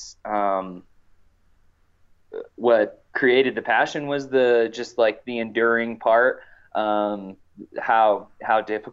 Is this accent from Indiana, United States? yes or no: yes; Indiana, United States; now in Silverton, United States; I grew up in the Hoosier State